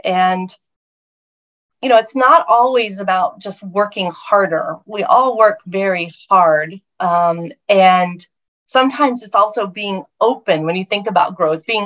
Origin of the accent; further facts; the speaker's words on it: Oklahoma, United States; moved away; I grew up with in Oklahoma, which is where I was raised